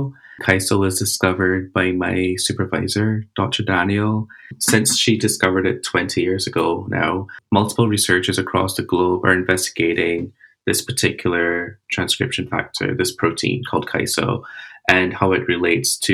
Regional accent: Barbados; I'm from Barbados.

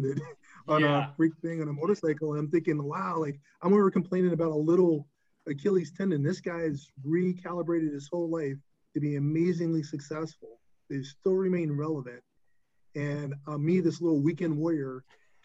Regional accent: Newburgh, New York, United States; also born or lived in North Carolina; growing up in Newburgh, New York, being the smart kid

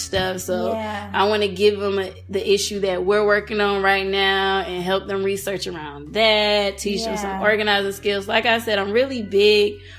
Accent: Florida, United States; now in Louisiana, United States; I'm from Florida

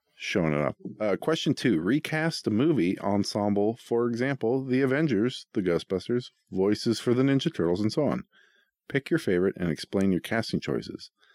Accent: Boring, Oregon, United States; I grew up in Boring

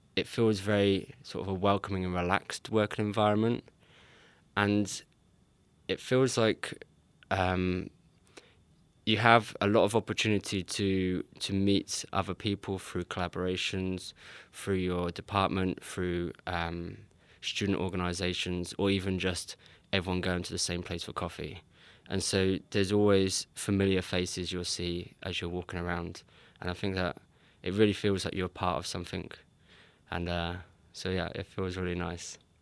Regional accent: England, United Kingdom; moved away as an adult; now in Sweden; I'm English

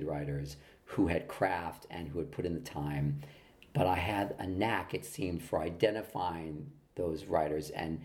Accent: Los Angeles, California, United States; I grew up here in Los Angeles. I grew up in Hollywood, in the Hollywood Hills, and then in Beverly Hills.

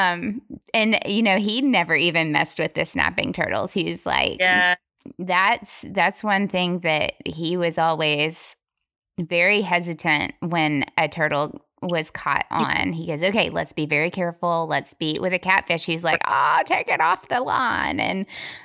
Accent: northeastern Alabama, United States; I grew up catfishing in Alabama, northeastern mountain area is where my family is from

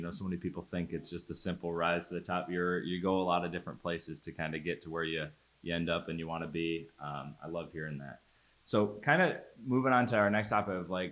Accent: Pittsford, New York, United States; I grew up in Pittsford, the town right over

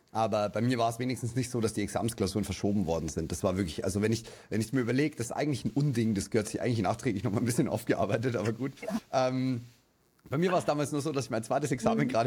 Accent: Bavaria, Germany

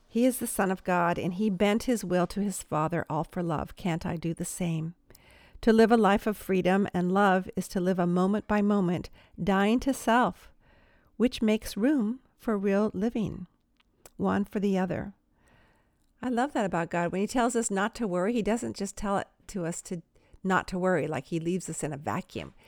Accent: Palos Verdes Estates, California, United States; Where I'm from, Palos Verdes Estates, it's just a beautiful peninsula out in the Pacific Ocean in Southern California

